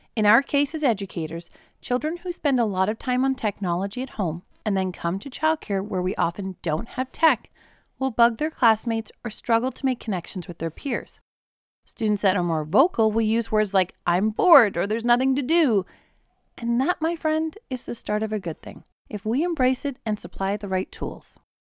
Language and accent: English; South Africa; I grew up in South Africa